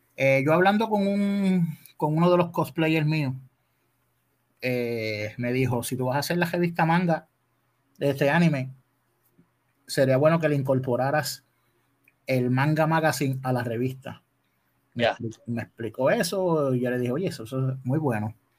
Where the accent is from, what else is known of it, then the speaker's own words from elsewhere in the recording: Adjuntas, Puerto Rico; moved away as an adult; also born or lived in Ponce, Puerto Rico; now in Dorado, Puerto Rico; Yo soy nacido en Ponce y criado en Adjuntas, Puerto Rico